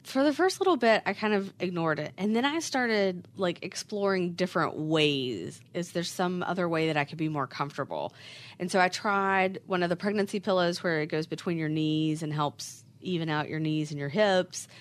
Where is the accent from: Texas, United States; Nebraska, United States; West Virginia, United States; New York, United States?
West Virginia, United States; now in Charlotte, United States; I am originally from West Virginia, but have lived in Charlotte forever at this point